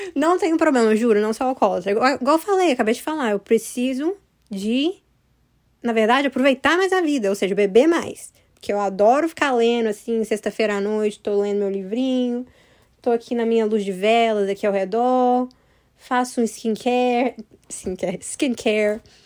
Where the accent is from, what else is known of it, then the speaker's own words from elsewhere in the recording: United States; eu moro nos Estados Unidos, sabe? E aí, eu nasci aqui nos Estados Unidos.